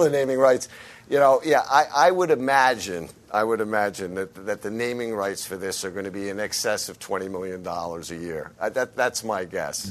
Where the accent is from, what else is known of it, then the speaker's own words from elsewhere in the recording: United States; as an American following it from overseas